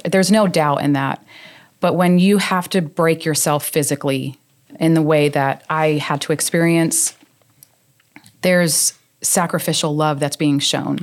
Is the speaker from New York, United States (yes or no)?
yes; New York, United States; moved away as an adult; also born or lived in Arizona; now in South Carolina, United States; born and raised in New York. Uh, moved to Arizona when I was a young adult